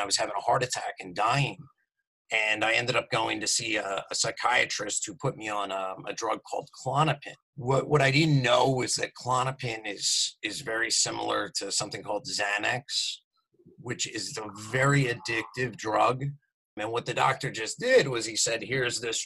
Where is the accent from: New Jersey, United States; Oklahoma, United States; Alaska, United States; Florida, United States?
New Jersey, United States; Morristown; I'm from New Jersey. I grew up in southern New Jersey, right outside of Philadelphia, in a town called Morristown, New Jersey